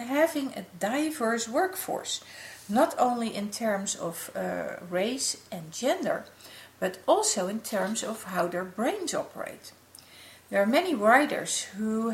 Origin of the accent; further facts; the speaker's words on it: Netherlands; the city of Amsterdam in my home country